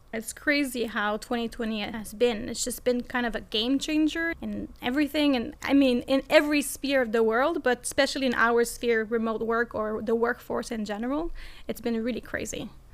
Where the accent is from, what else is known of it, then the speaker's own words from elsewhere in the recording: Montreal, Quebec, Canada; accent: French; English is a second language; now in Berlin, Germany; I am Canadian from Montreal, see the little French accent, and I am based in Berlin, Germany